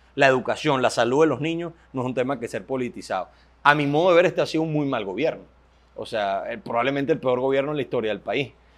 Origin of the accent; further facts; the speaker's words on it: Venezuela; somos, somos, jóvenes venezolanos que lo único que estamos trabajando para que el país cambie